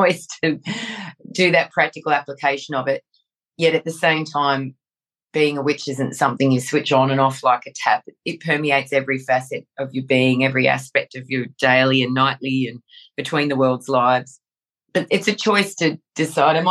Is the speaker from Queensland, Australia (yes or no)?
no; Sydney, New South Wales, Australia; when I was growing up in the southern suburbs of Sydney, New South Wales, Australia, I was 5 or 6